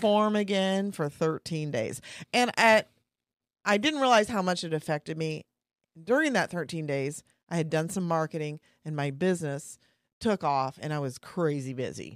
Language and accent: English; Kansas, United States; moved away; I'm from Kansas, two hours away